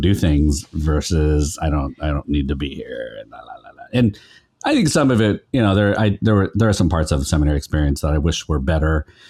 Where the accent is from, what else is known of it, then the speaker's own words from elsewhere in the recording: Sacramento, California, United States; moved away as an adult; also born or lived in Stockton, California / San Francisco, California; I grew up in Sacramento and Stockton